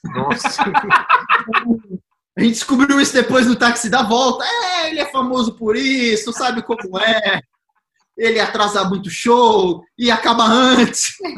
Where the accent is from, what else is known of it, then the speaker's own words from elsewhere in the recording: Goiás, Brazil; eu sou de Goiás